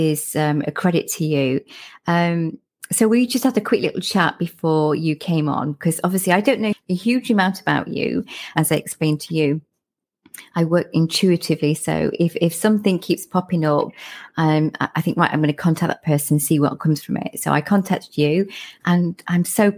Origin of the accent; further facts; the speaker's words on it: Lincolnshire, East Midlands, United Kingdom; now in South of England, United Kingdom; if I go back home, because I'm from Lincolnshire, when I go back home, my accent's a bit stronger when I come back down south